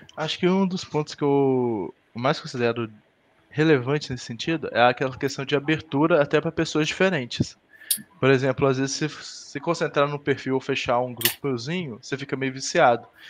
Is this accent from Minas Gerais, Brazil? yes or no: yes; Rosário da Limeira, Minas Gerais, Brazil; eu sou do interior de Minas, Rosário do Limeira, que é Quarta tem Muriaé, que também é bem aqui na zona da mata